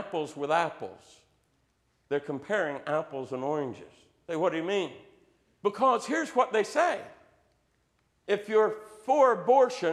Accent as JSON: {"language": "English", "region": "Southeast Ohio", "country": "United States", "tie": "born or raised there", "said": "growing up in Southeast Ohio, there being in the Appalachian foothills, we're still in the Bible Belt"}